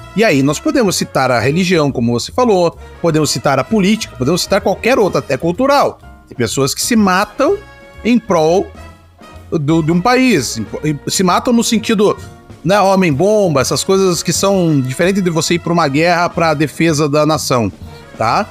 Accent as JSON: {"language": "Portuguese", "country": "Brazil", "said": "Nossa história como, como brasileiro"}